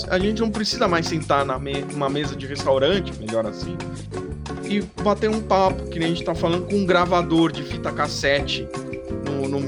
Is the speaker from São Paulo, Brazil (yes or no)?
yes; São Paulo, Brazil; capital do, de São Paulo.